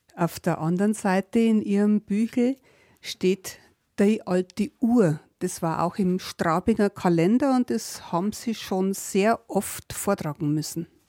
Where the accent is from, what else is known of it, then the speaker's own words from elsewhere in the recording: Upper Palatinate, Bavaria, Germany; Als gebürtige Oberpfälzerin war ich ja sozusagen eine Nachbarin.